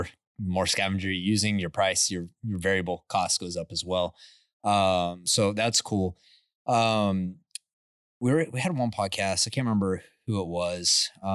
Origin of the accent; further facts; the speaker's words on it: Midland, Texas, United States; You know, like I grew up in Midland and it's like, man, I grew up on the smell of, you know, waking up in the morning, smelling H2S and diesel.